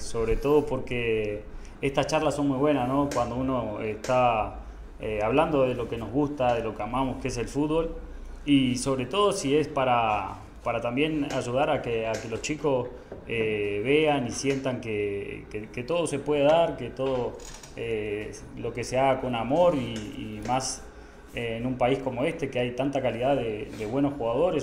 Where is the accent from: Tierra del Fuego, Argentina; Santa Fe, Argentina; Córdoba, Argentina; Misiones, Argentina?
Misiones, Argentina; Puerto Iguazú; moved away as an adult; now in Guatemala; me crié en, en Puerto Iguazú Misiones